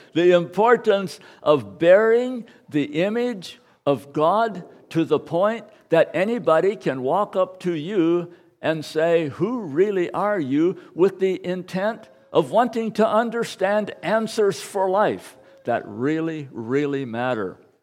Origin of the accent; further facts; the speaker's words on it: United States; I am an American